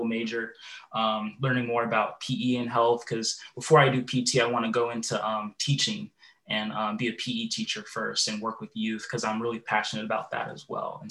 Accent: Puyallup, Washington, United States; also born or lived in Phoenix, Arizona / Bellingham, Washington; I grew up in the Puyallup, Tacoma area and attended Puyallup High School

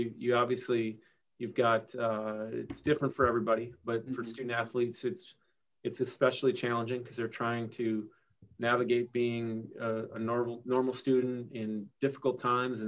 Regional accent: Wisconsin, United States; I grew up in Wisconsin

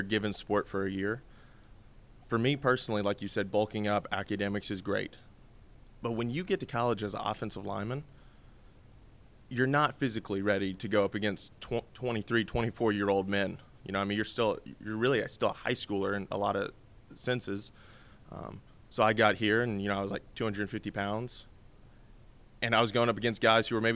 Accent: Alabama, United States; I'm from Alabama

